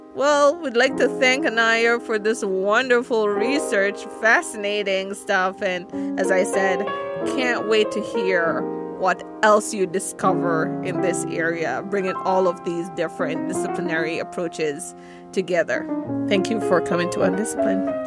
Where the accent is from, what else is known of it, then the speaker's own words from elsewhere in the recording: Jamaica; moved away; growing up in Jamaica and having to live in such close proximity with the environment